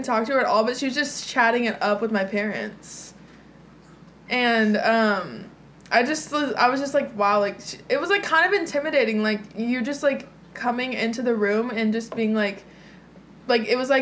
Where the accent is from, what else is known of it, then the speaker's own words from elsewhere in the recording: Dallas, Texas, United States; I'm from Dallas